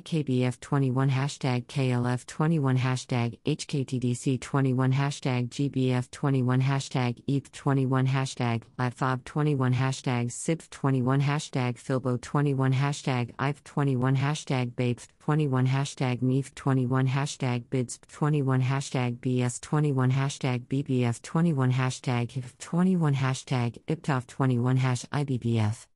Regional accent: New York City, New York, United States; As a New Yorker

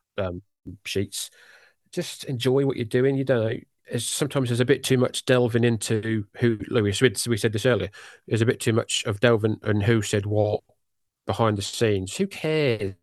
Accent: United Kingdom; accent: British; my jolly British accent

